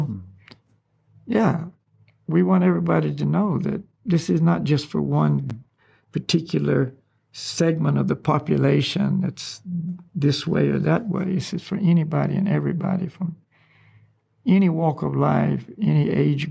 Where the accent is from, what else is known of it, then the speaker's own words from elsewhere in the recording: the South, United States; moved away; also born or lived in Hawaii; I grew up in the South